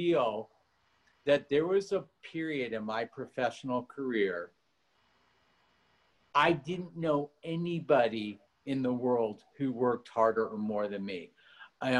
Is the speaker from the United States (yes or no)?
yes; Los Angeles, California, United States; also born or lived in Switzerland / Beverly Hills; I grew up really poor. We had nothing. I grew up in Granada Hills